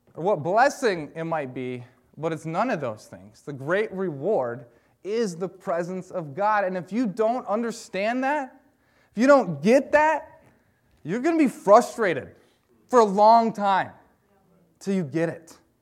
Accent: Michigan, United States; moved away as an adult; now in Wisconsin, United States; I am from Michigan, and I grew up being a Detroit Pistons fan

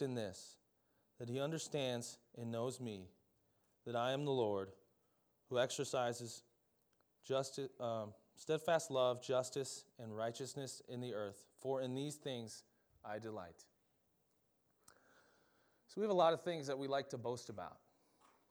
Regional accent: Minnesota, United States; I'm from Minnesota

